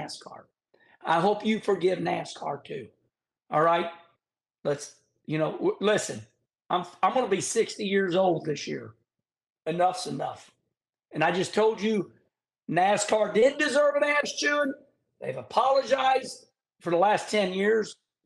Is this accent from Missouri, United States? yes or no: yes; St. Louis, Missouri, United States; in my day in St. Louis, Missouri